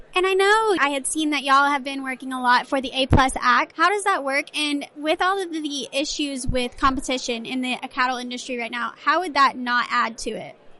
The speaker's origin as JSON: {"language": "English", "region": "Texas", "country": "United States", "tie": "born or raised there", "said": "my home state of Texas"}